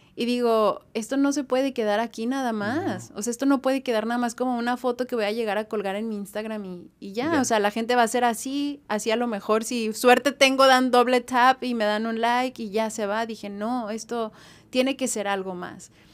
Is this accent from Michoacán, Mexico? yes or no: no; Zapopan, Jalisco, Mexico; also born or lived in Fresnillo, Zacatecas / Guadalajara; now in Los Angeles, United States; Yo crecí en Zapopan